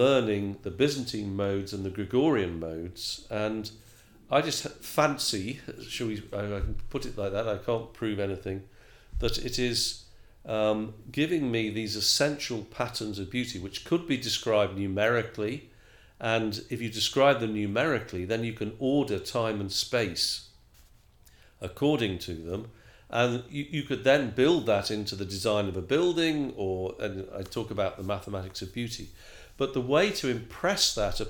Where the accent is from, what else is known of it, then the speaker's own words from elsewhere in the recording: England, United Kingdom; I'm English as well